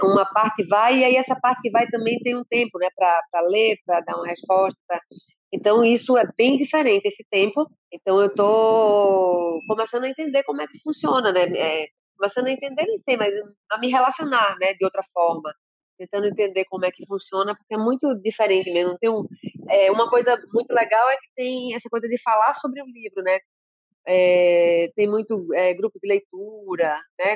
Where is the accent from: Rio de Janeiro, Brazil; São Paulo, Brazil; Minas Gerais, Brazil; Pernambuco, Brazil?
Pernambuco, Brazil; Recife; also born or lived in Salvador, Bahia; os sete anos que eu fui para Recife